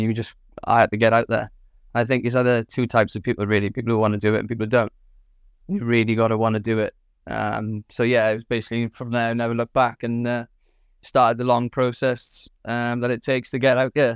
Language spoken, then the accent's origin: English; Swansea, Wales, United Kingdom; from Swansea in South Wales